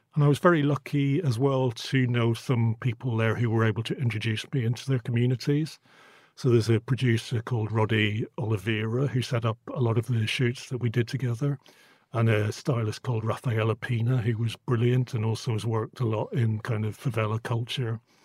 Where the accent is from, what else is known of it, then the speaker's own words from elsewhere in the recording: Northern Ireland, United Kingdom; now in London, United Kingdom; I grew up in Northern Ireland in the eighties